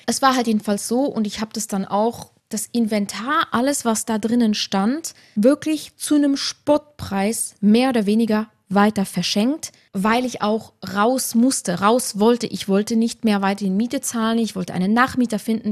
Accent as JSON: {"language": "German", "country": "Luxembourg", "tie": "born or raised there", "also_born_or_lived": "Tyrol, Austria", "moved": "yes", "said": "in meine Heimat nach Luxemburg zu ziehen"}